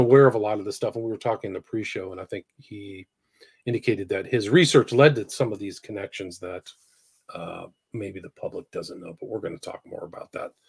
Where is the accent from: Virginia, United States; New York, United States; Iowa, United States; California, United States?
California, United States; I grew up in California